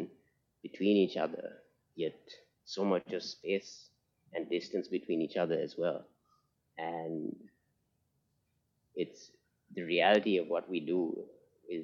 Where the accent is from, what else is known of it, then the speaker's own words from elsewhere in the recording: Sri Lanka; I'm from Sri Lanka